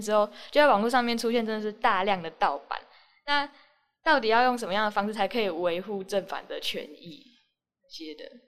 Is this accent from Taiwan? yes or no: yes; Taiwan; 我们就是台湾的人数跟其他国家比起来，真的是算少的。